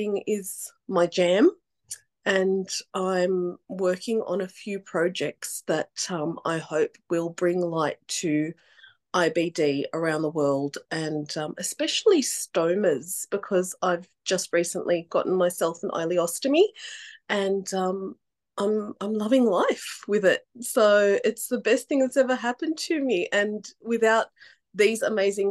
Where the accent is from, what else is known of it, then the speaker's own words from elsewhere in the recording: Sydney, New South Wales, Australia; I'm from Sydney